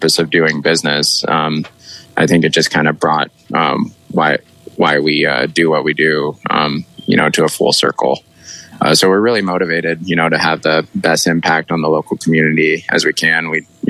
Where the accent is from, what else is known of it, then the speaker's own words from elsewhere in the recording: Sunriver, Oregon, United States; also born or lived in Bend, Oregon; I grew up in Sun River, and then when we all went to Ben High, I lived out east of town